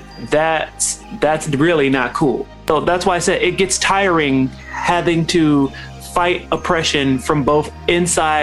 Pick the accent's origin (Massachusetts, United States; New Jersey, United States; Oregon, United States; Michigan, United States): Michigan, United States; Detroit; As a kid growing up in Detroit